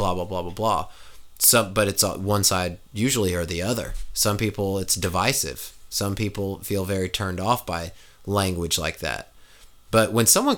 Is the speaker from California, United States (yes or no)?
no; Kansas, United States; now in Tennessee, United States; growing up in Kansas